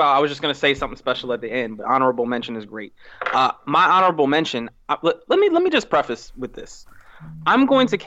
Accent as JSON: {"language": "English", "country": "Mexico", "tie": "born or raised there", "moved": "yes", "said": "I grew up in Mexico, so I grew up differently than other people."}